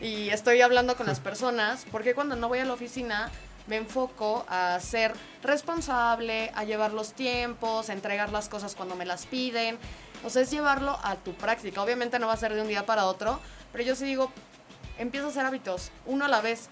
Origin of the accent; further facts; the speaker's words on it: Mexico; los mexicanos son súper cálidos, nos encanta